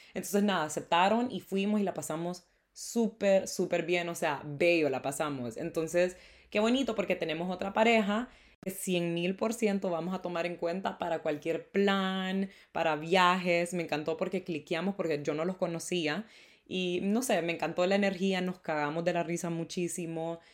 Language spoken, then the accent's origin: Spanish; Honduras; El Día de la Independencia de Honduras es el 15 de septiembre y normalmente nos dan eh, feriado